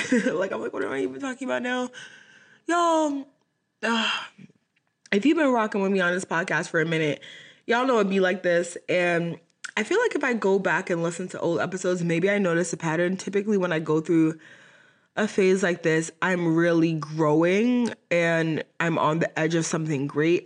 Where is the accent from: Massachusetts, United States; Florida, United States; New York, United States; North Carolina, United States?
Massachusetts, United States; Boston; moved away as an adult; now in Dallas, United States; my college was in my hometown in Boston, Massachusetts